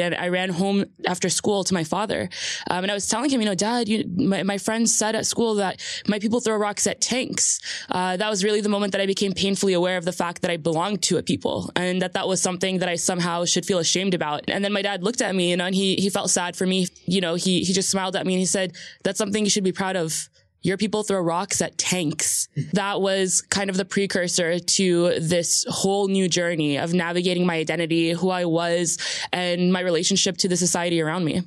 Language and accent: English; New Jersey, United States; also born or lived in Jordan; I'm a Jersey girl straight through. You know, there's a lot of connotation for that, what that means, you know, growing up on the Jersey shore